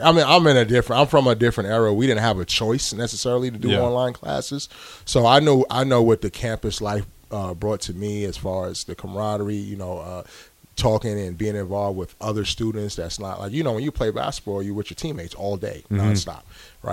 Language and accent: English; New York, United States; also born or lived in California; now in Nebraska, United States; I'm from New York originally.